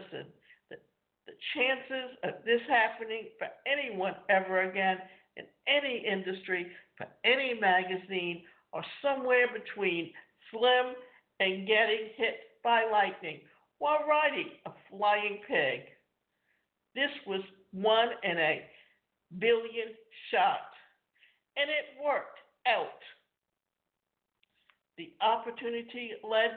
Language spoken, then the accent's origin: English; Canada; I grew up in Canada where we only had 2 things, play hockey or drink beer